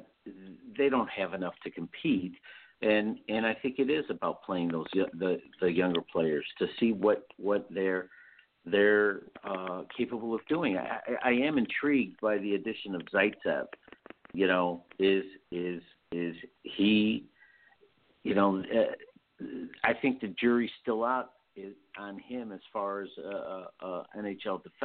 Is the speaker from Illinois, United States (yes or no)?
yes; Chicago, Illinois, United States; moved away; I'm originally from Chicago